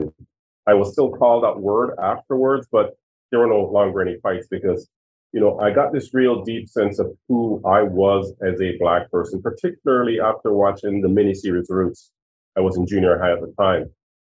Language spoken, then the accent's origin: English; Winnipeg, Manitoba, Canada; like we grew up in the North End, right? We lived in government housing, but I was still happy.